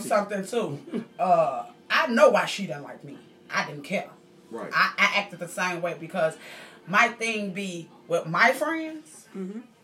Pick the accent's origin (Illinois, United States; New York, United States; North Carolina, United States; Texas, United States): Illinois, United States; Chicago; We grew up together in Cabrini Green for little kids, like we were five years old